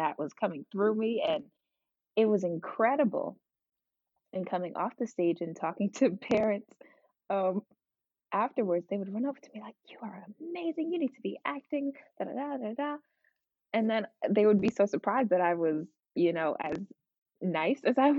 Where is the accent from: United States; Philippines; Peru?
United States; Virginia Beach, Virginia; also born or lived in Newark, New Jersey; I was born in Newark, New Jersey, but grew up most of my life in Virginia Beach, Virginia, 757